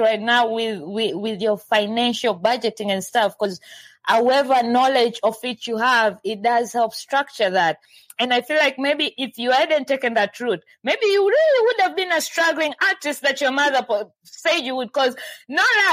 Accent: Tanzania; I'm from Tanzania

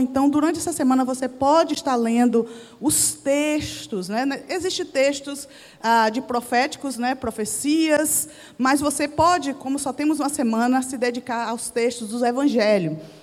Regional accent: Bahia, Brazil; moved away; a minha igreja que eu cresci lá na Bahia

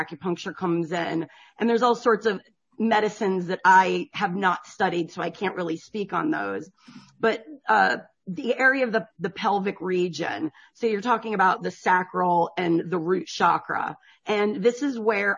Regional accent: Connecticut, United States; also born or lived in South Florida; now in Georgia, United States; I'm from Connecticut originally.

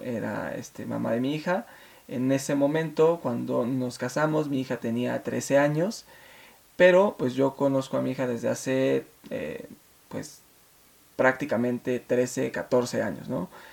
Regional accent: Mexico City, Mexico; nos venimos a la Ciudad de México hace pues, muchos años y con una mano adelante y la otra atrás, eh, mi madre nos sacó, me sacó adelante trabajando en casa, haciendo pues las labores domésticas de otras personas llevándome a la escuela

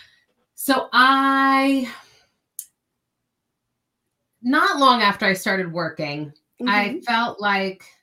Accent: New York area, United States; also born or lived in California; I grew up in the New York area

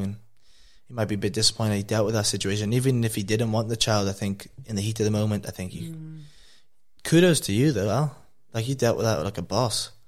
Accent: Wales, United Kingdom; now in Australia; I'm from Wales. I've come to Australia

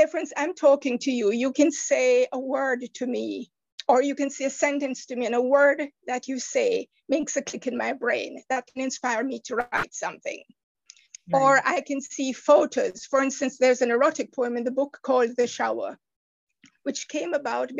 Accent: Jamaica; moved away; I'm from the Caribbean island of Jamaica.

